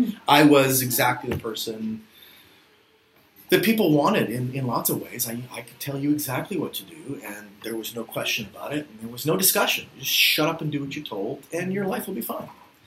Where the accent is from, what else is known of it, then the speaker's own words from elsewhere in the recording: Philippines; And growing up in the Philippines was very difficult for me, which sounds reverse, but growing up as a white kid in sort of the late 80s, early 90s in the Philippines, it produced a lot of sort of confusion.